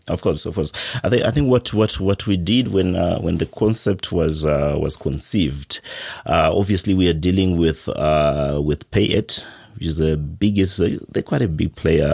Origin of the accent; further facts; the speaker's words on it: Zimbabwe; I'm from Zimbabwe